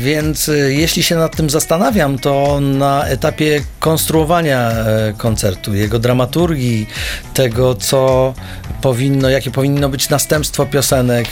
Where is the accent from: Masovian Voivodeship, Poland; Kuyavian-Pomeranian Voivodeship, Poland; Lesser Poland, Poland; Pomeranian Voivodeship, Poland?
Masovian Voivodeship, Poland; Pionki; moved away; also born or lived in Warsaw; pochodzę z małego miasteczka, z Pionek, y, niedaleko Radomia, to jak byłem małym chłopakiem